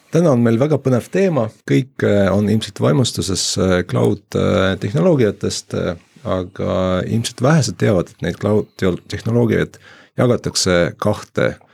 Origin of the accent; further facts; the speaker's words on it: Jõgeva, Jõgeva County, Estonia; Jõgevalt äh, olen pärit